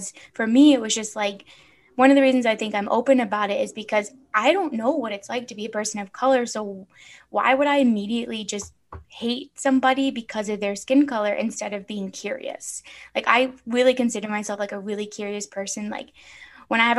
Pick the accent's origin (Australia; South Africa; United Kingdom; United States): United States; Chicago, Illinois; now in Phoenix, United States; growing up in Chicago, like in the city